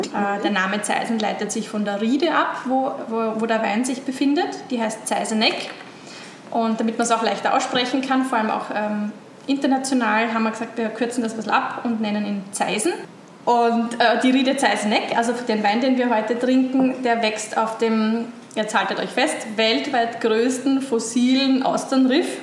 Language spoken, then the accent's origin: German; Weinviertel, Lower Austria, Austria; ich komme aus dem Weinviertel. Das ist äh, nördlich von Wien